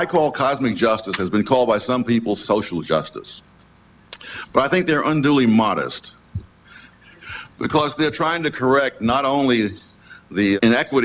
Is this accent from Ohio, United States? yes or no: no; New York, United States; when I was a kid growing up in Harlem